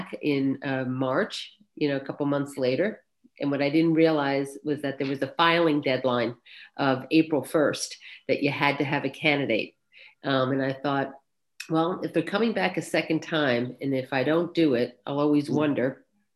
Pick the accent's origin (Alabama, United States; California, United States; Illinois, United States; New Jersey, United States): New Jersey, United States; Scotch Plains; also born or lived in Fanwood; I grew up in Scotch Plains, so Fanwood and Scotch Plains are sort of one community since we share a school district